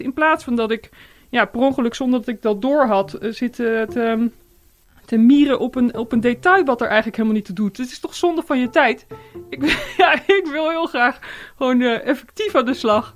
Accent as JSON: {"language": "Dutch", "country": "Netherlands", "said": "als mens en als, als, als Nederlanders"}